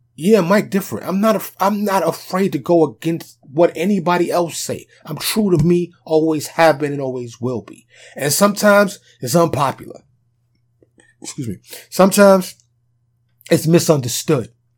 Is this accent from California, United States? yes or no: no; New York City, New York, United States; also born or lived in Bronx, New York; now in Dallas, United States; I'm from New York. like I said, New York City. Okay? I just happen to have been born and raised there